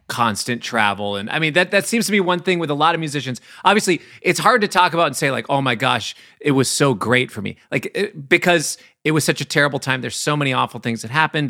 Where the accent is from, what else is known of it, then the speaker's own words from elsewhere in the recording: Minnesota, United States; I'm from the Midwest in Minnesota